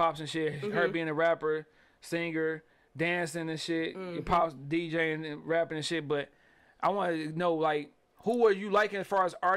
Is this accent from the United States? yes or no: yes; Detroit, Michigan, United States; I'm from Detroit. I'm from the East